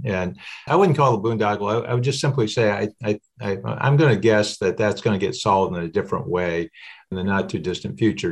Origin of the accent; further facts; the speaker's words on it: Ames, Iowa, United States; moved away; where I grew up in the Middle West, Ames, Iowa is the area